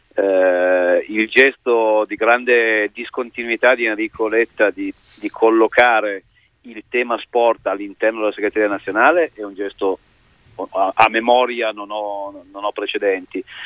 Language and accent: Italian; Italy; di allenare la nazionale del mio paese